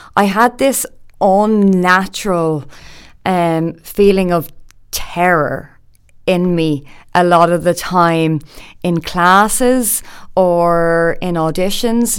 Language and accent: English; Dublin, Leinster, Ireland; I'm from Dublin. I grew up in a good few places around Dublin, actually.